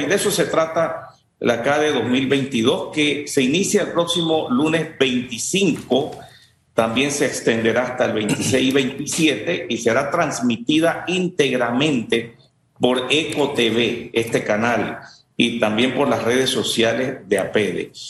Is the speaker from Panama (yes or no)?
yes; Panama; nosotros como panameños